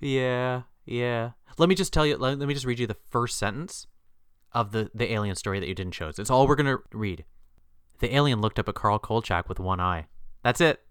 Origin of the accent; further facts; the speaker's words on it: Canada; our country's populated